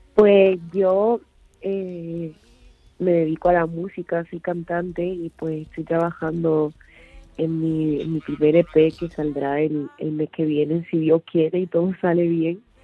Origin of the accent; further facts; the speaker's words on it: Tarifa, Andalusia, Spain; Yo soy de Tarifa, Cádiz